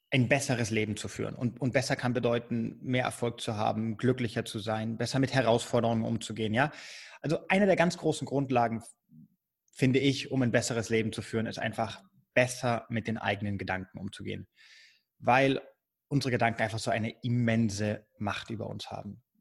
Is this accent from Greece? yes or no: no; Spain; also born or lived in Germany; ich bin in Deutschland geboren. Beide, meine beiden Eltern sind Deutsche, aber ich bin mit meiner Mutter damals und meinen Geschwistern nach Spanien ausgewandert, als ich neun Jahre alt war. Habe dann äh, zwölf Jahre in Spanien gelebt.